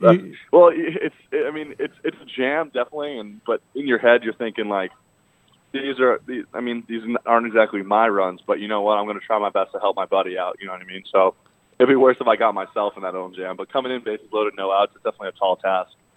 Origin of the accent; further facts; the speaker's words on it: Boston, Massachusetts, United States; I grew up around the Boston area